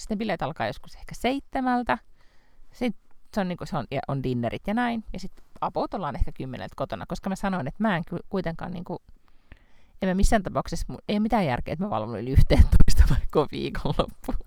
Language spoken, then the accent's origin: Finnish; Lahti, Päijät-Häme, Finland; moved away; olen kuitenkin Lahesta kotoisin